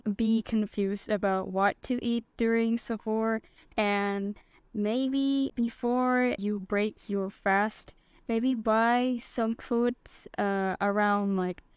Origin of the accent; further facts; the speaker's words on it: Jakarta, Indonesia; moved away as an adult; now in Surabaya, Indonesia; my hometown of Jakarta